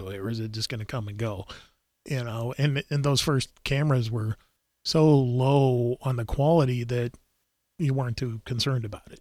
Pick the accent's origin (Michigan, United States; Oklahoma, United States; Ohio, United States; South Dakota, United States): South Dakota, United States; growing up in South Dakota